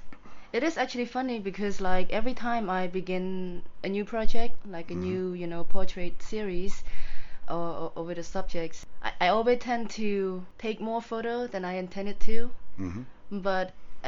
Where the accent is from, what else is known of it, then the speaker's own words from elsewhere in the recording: Cambodia; also born or lived in England; my childhood was pretty okay. It was pretty good. I don't think I was affected by the war because I don't remember anything. But growing up in Cambodia in general